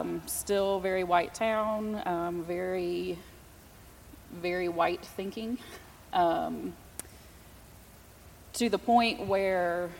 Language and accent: English; Indiana, United States; now in Knoxville, United States; I am originally from Indiana. I grew up in a very white town.